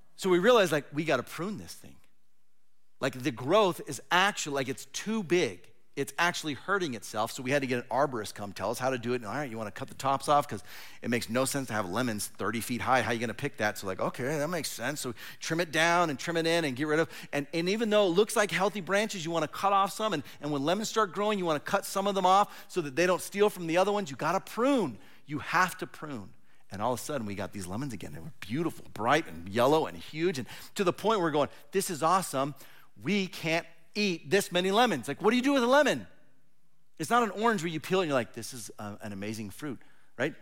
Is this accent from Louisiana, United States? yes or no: no; Southern California, United States; moved away as an adult; also born or lived in Fresno, California; now in Oregon, United States; I was born and raised in Southern California